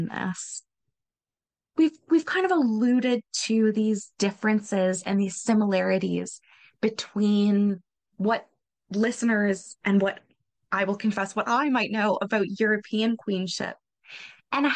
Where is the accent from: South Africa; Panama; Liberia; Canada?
Canada; as a Canadian.